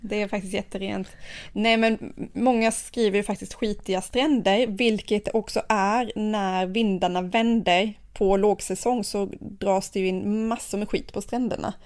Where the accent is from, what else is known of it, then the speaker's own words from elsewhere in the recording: Sweden; hemma i Sverige